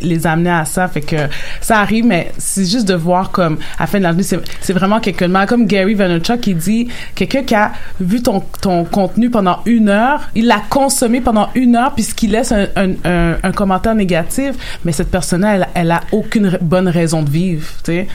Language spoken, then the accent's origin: French; Haiti; Dans ma communauté, moi, je suis haïtienne